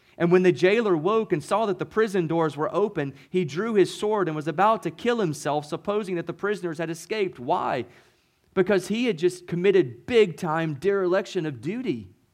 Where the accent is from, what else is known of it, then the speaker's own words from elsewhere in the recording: Mississippi, United States; moved away as an adult; also born or lived in Boston area, Massachusetts; now in New England, United States; I'm a kid from Mississippi